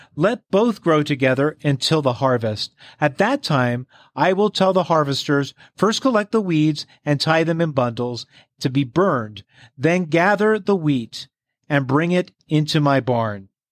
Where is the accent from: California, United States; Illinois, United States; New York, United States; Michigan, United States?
New York, United States; Long Island; where I grew up in Long Island, New York